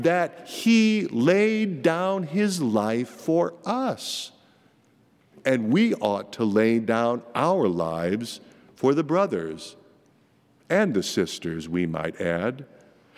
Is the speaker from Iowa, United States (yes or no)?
yes; Marcus, Iowa, United States; moved away; my little hometown of Marcus, Iowa, about population 1,200